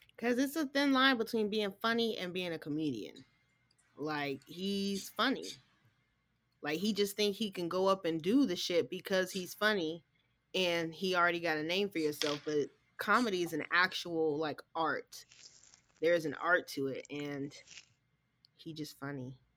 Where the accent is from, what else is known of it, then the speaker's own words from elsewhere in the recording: Texas, United States; I was born in Texas